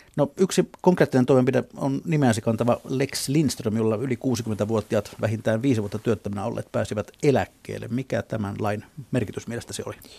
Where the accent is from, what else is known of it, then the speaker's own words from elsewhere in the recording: Southwest Finland, Finland; meillä Lounais-Suomessa